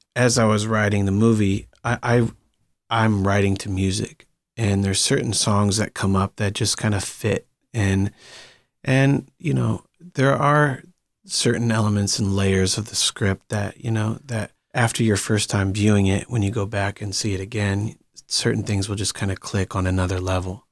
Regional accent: Akron, Ohio, United States; moved away as an adult; also born or lived in Green, Ohio; now in Los Angeles, United States; Akron is my hometown, but, but I moved to Green a little bit later when I was about twelve or thirteen

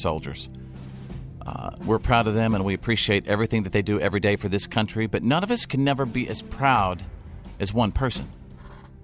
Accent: Texas, United States; my home state of Texas

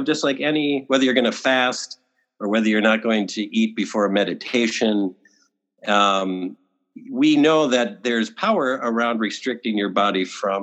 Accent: Wisconsin, United States; where I grew up in Wisconsin

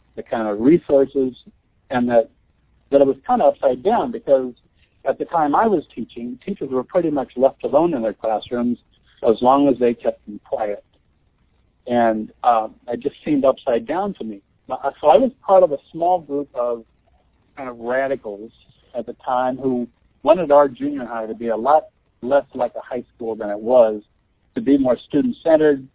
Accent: Nebraska, United States; I'm from Nebraska. I grew up on a farm

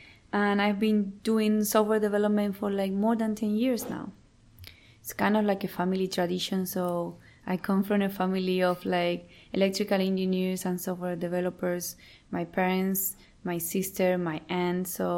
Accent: Cuba; moved away as an adult; now in Canada; I moved to Canada in 2010. Before that, I lived in Cuba, my home country.

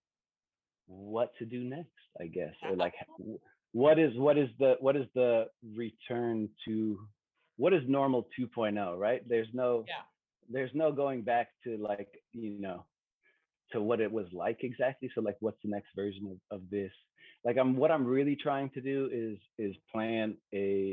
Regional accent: Pacifica, California, United States; moved away; also born or lived in San Francisco; I'm from California. I'm from a little bit I was born in San Francisco, and I grew up a little bit south of San Francisco, in a place called Pacifica

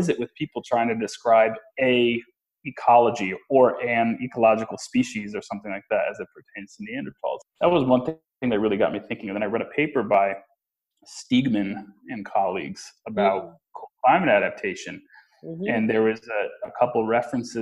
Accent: New Haven County, Connecticut, United States; moved away as an adult; also born or lived in Durham, United Kingdom; now in Ann Arbor, United States; I'm from Connecticut, born and raised in New Haven County in Connecticut

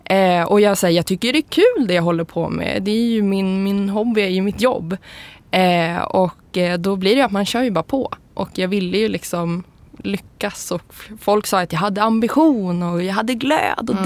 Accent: Umeå, Västerbotten County, Sweden; now in Stockholm, Sweden; jag kommer ursprungligen från Umeå eller en by utanför Umeå och då är jag så här, tjejen som flyttade till Stockholm och gjorde karriär

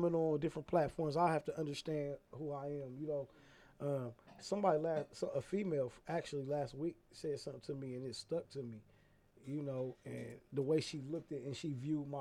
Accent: Columbus, Ohio, United States; moved away as an adult; now in Atlanta, United States; back in my hometown

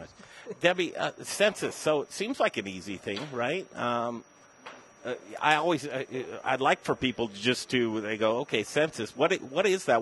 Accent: Denver, Colorado, United States; Denver, Colorado, I'm a native boy, 47 years. I grew up in Cherry Creek.

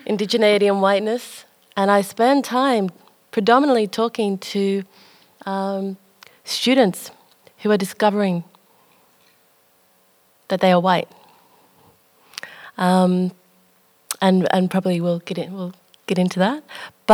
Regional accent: Melbourne, Victoria, Australia; I was born in Melbourne.

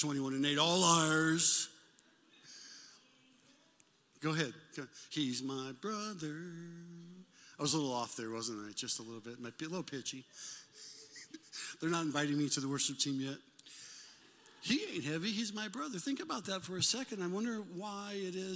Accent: Omaha, Nebraska, United States; Jane and I, we grew up in Omaha, Nebraska

